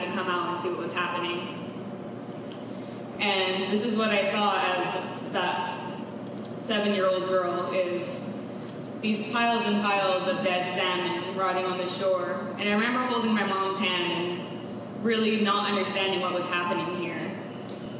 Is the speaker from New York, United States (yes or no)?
no; Klamath, California, United States; I grew up on the Klamath River in Northern California